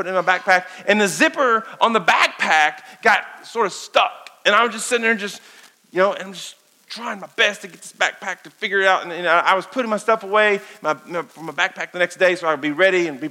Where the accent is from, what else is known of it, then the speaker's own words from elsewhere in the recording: Danville, Kentucky, United States; I grew up here in Danville, Kentucky